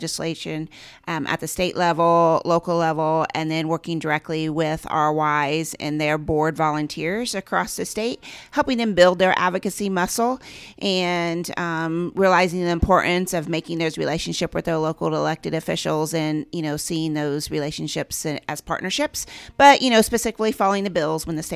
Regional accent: Randolph County, Indiana, United States; I grew up here, as I said, in Randolph County.

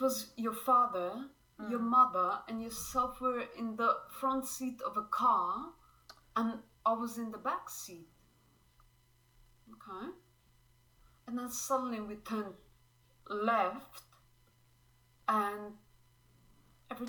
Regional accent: Slovenia; now in Brisbane, Australia; I currently live in Brisbane, Australia, but I'm originally from Slovenia

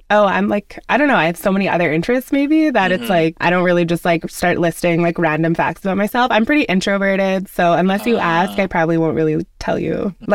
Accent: Saskatoon, Saskatchewan, Canada; moved away; I'm from Saskatoon originally. My dad is from Ghana.

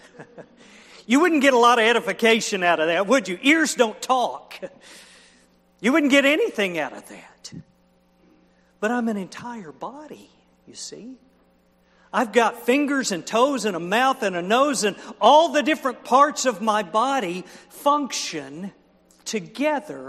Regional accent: Oklahoma, United States; I was raised in Oklahoma

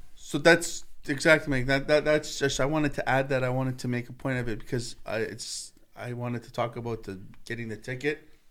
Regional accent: Canada; Me, as a Canadian

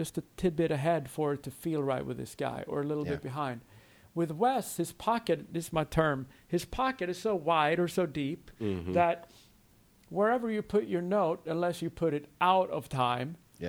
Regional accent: Sweden; moved away as an adult; now in Nashville, United States; I was in my hometown in Sweden, maybe when I was 20

